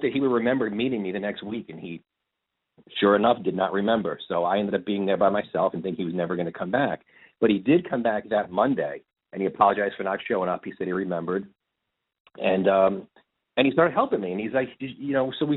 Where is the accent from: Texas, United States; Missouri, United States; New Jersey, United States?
New Jersey, United States; I was living in New Jersey at the time, and growing up in the city type of thing, about 2 minutes from Manhattan.